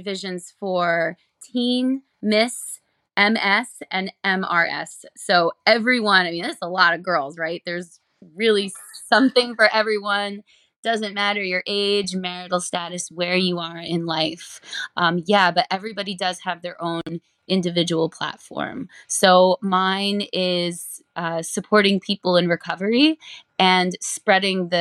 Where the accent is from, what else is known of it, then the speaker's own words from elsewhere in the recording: Allentown, Pennsylvania, United States; I am from Allentown, Pennsylvania.